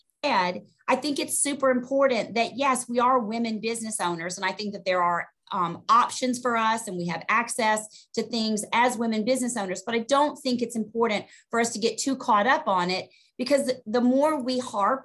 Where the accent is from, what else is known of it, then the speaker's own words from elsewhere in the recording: Augusta, Georgia, United States; moved away as an adult; now in New Jersey, United States; I was born and raised in Augusta, Georgia. Moved to New Jersey in 1998